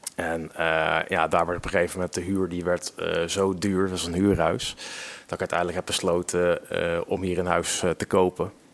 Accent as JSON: {"language": "Dutch", "region": "Utrecht", "country": "Netherlands", "moved": "as an adult", "lives_now": "Ede, Netherlands", "said": "ik kom officieel uit Utrecht, Utrecht binnenstad. Alleen ik woon nu alweer acht jaar met plezier in Ede"}